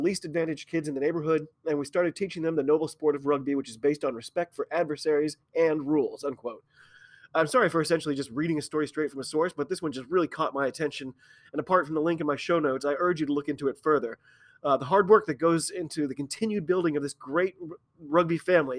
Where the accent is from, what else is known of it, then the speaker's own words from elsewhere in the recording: United States; I'm an American rugby fan